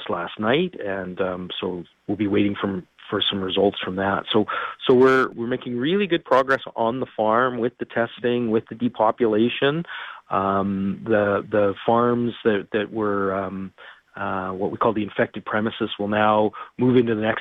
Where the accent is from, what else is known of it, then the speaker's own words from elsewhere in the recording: Winnipeg, Manitoba, Canada; we're all from Winnipeg